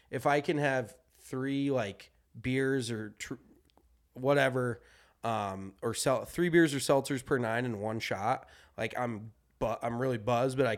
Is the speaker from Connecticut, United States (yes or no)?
no; Colorado, United States; no, like that's growing up in Colorado.